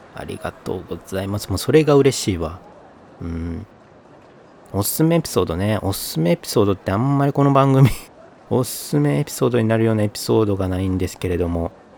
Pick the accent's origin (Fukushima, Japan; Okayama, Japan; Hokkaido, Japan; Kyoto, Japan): Kyoto, Japan; northern coastal Kyoto Prefecture, Japan; moved away as an adult; also born or lived in Tokyo; now in Kyoto, Japan; 京都にもそこら辺で生まれ育ったんですね